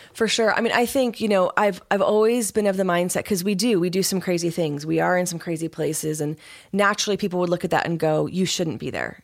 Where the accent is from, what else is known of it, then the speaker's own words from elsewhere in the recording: United States; I'm American